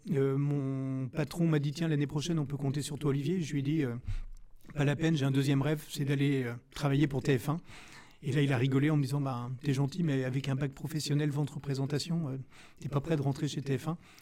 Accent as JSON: {"language": "French", "town": "Rennes", "region": "Brittany", "country": "France", "said": "je suis originaire de Rennes"}